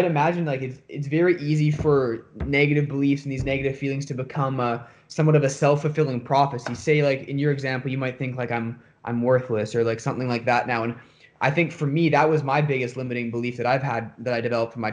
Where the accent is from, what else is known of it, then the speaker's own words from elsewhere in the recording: Winnipeg, Manitoba, Canada; I'm from Winnipeg, and I'm in Canada